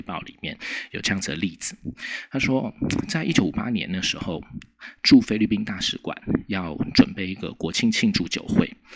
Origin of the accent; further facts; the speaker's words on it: Taiwan; 我们台湾人最喜欢问的那种“这有什么用？”那种问题